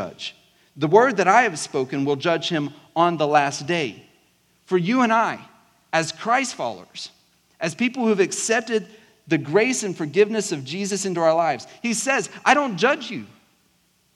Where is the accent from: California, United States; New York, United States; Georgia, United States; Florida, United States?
Georgia, United States; South; accent: southern South Georgia; I grew up in South Georgia, so every now and then, like, my really southern South Georgia slang can come out